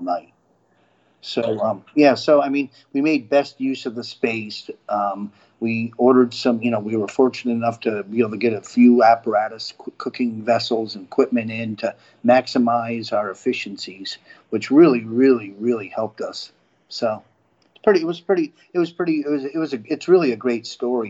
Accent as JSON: {"language": "English", "region": "upstate New York", "country": "United States", "tie": "born or raised there", "moved": "yes", "lives_now": "Florida, United States", "said": "I grew up uh, in upstate New York"}